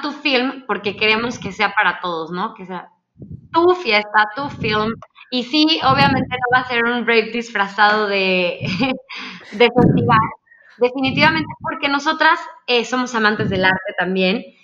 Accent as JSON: {"language": "Spanish", "country": "Mexico", "said": "Nosotros como mexicanos"}